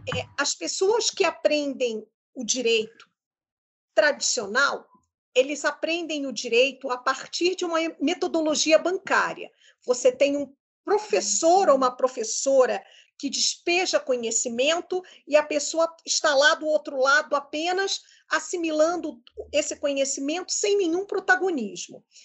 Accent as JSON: {"language": "Portuguese", "region": "Rio de Janeiro", "country": "Brazil", "said": "eu do Rio de Janeiro"}